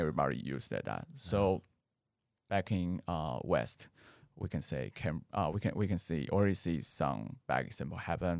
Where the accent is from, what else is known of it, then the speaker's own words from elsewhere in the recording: Taoyuan, Taiwan; English is a second language; now in Taipei, Taiwan; I come from Taoyuan. I live in Taipei more than 10 years.